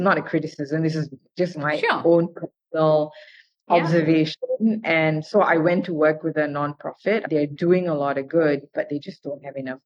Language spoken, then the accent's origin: English; Malaysia; moved away as an adult; I'm Indian, but I grew up in Malaysia